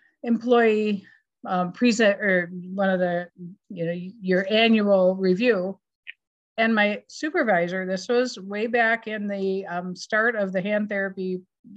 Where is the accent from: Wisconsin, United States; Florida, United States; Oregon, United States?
Wisconsin, United States; Madison; accent: Wisconsin; moved away as an adult; also born or lived in Minnesota; I grew up here in Madison, Wisconsin. So you can hear my Wisconsin accent